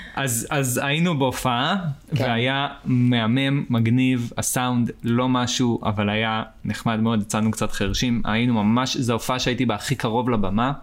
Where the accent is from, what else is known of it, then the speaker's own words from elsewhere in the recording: Israel; נולדתי פה, אז נולדתי פה